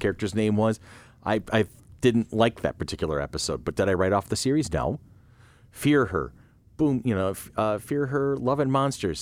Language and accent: English; United States; I'm too American